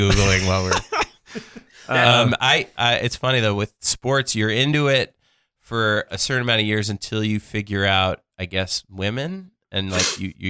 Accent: New York, United States; I'm from New York.

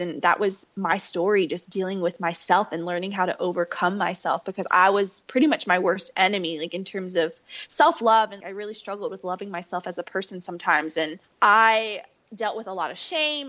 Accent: Fayetteville, North Carolina, United States; I grew up in Fayetteville, North Carolina

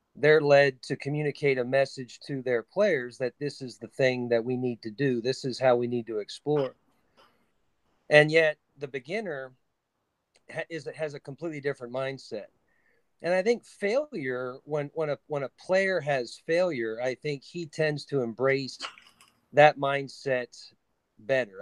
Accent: New Cumberland, Pennsylvania, United States; my hometown is New Cumberland, Pennsylvania

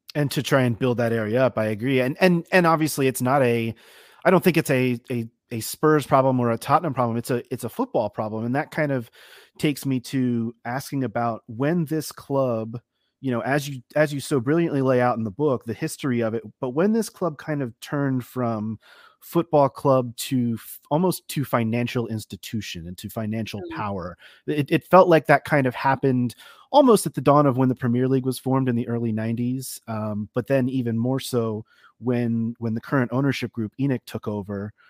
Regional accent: United States

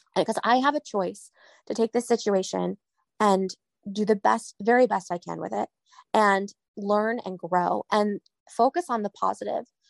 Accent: New England, United States; I'm from New England

